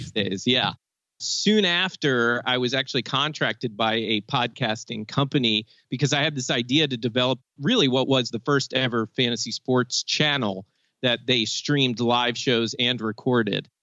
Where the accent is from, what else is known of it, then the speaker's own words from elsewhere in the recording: Maryland, United States; I'm from Maryland